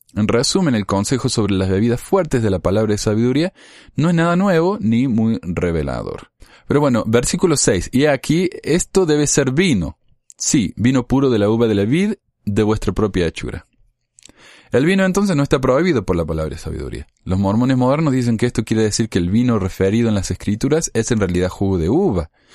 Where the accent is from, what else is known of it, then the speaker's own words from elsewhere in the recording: Argentina; Como argentino